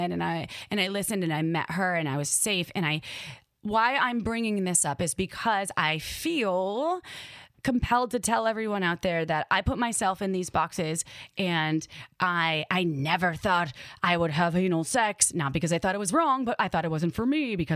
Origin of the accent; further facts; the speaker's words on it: Midwest, United States; accent: Midwest; Like in my brain, my Midwest accent came out and I was like, holy shit, this is fucking cool.